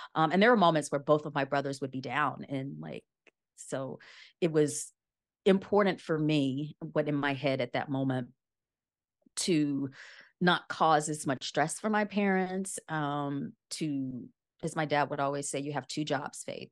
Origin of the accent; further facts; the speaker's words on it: rural Louisiana, United States; moved away as an adult; also born or lived in New Orleans / Washington, D.C. / New York; I grew up in Lu, rural Louisiana, and I did undergrad it in a university that was in the same town that I grew up